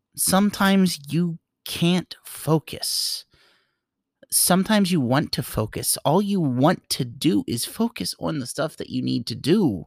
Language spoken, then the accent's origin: English; New York, United States; I grew up in New York